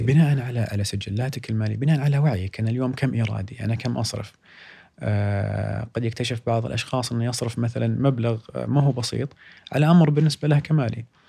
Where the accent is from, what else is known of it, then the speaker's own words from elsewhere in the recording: Saudi Arabia; عندنا في السعوديه